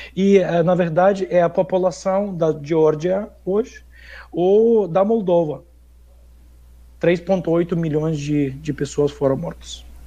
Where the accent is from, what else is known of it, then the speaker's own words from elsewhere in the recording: Lviv, Lviv Oblast, Ukraine; Portuguese is a second language; moved away; eu sendo ucraniano, eu estudava numa escola russa, na cidade de Lviv